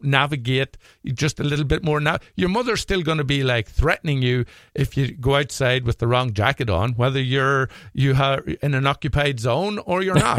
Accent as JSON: {"language": "English", "country": "Ireland", "lives_now": "Minnesota, United States", "said": "But there's lots of benefits to being Irish in Minnesota. Number one, there's not a lot of us, so we're kind of a novelty."}